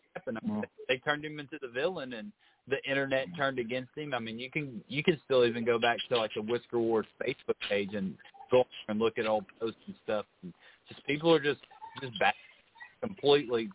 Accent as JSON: {"language": "English", "region": "Kentucky", "country": "United States", "moved": "yes", "said": "We're we're both from Kentucky originally, so it's it's always nice to go back up there"}